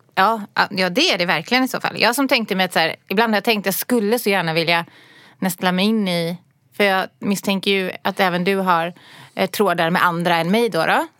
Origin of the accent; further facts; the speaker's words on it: Gothenburg, Västra Götaland, Sweden; moved away as an adult; now in Stockholm, Sweden; jag kommer ju från Göteborg och jag har bott där i 18 år eller något sånt där